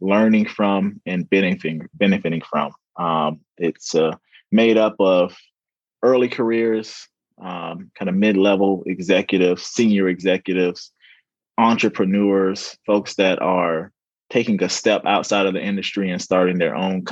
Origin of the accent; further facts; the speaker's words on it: St. Petersburg, Florida, United States; moved away as an adult; also born or lived in Orlando, Florida / Pennsylvania; Born and raised in St. Petersburg, Florida